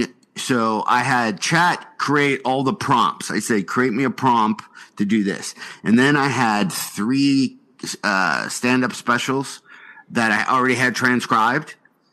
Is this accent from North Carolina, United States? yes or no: yes; Hickory, North Carolina, United States; My dad did that once when I was growing up in Hickory.